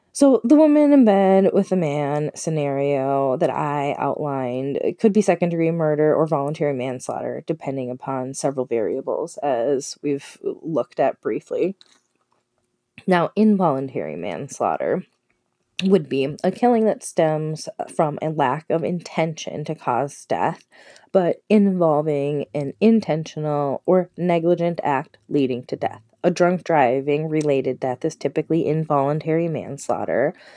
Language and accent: English; Minnesota, United States; I'm from Minnesota, it's relatively local